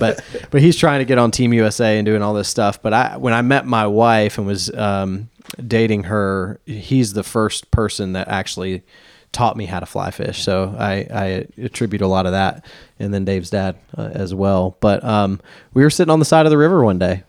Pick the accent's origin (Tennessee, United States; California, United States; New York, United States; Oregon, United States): Tennessee, United States; Nashville; now in Black Mountain, United States; born and raised in Nashville